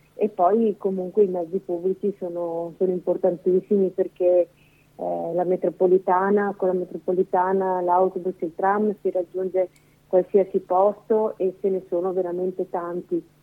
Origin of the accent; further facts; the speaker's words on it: Veneto, Italy; moved away as an adult; now in Lombardy, Italy; Non sono lombarda, ma sono veneta